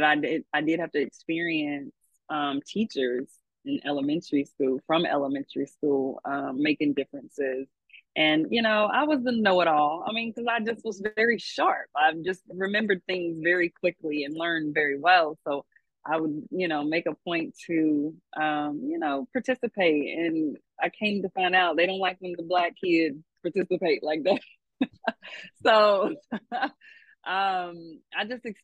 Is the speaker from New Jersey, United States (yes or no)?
no; Louisville, Kentucky, United States; I am from Louisville, Kentucky, L1C4.